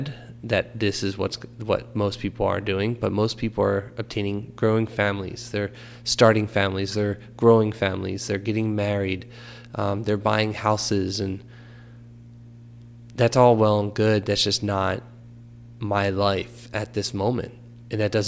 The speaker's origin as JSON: {"language": "English", "town": "Philadelphia", "region": "Pennsylvania", "country": "United States", "tie": "born or raised there", "also_born_or_lived": "New Jersey", "moved": "yes", "said": "I grew up in Philadelphia, moved to New Jersey, went to school at Rutgers"}